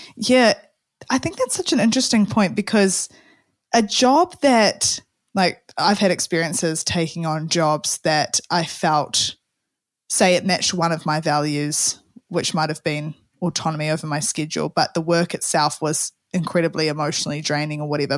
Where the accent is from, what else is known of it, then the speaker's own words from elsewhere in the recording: New Zealand; Kiwi Saver as we have in New Zealand